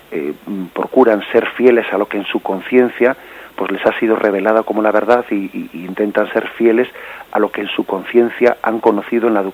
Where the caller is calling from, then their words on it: Madrid, Community of Madrid, Spain; de Madrid.